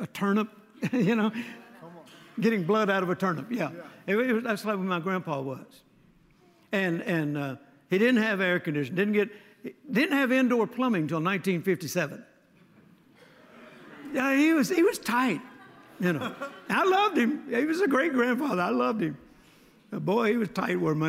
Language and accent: English; Mississippi, United States; I was born in Mississippi, my grandpa's lighting system was with a string.